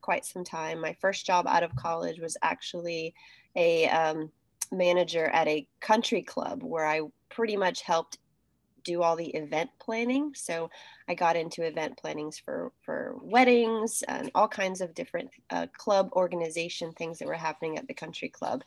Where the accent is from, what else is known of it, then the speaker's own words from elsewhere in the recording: Miami, Florida, United States; moved away as an adult; now in North Carolina, United States; I'm originally from Miami, Florida. But the irony is I was actually born in North Carolina, but didn't live here very long. I went straight down to Miami where my family is from. So I grew up in the big city